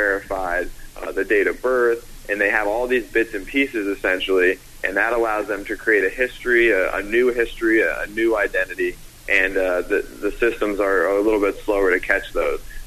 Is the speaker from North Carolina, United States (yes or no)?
yes; North Carolina, United States; I'm from North Carolina.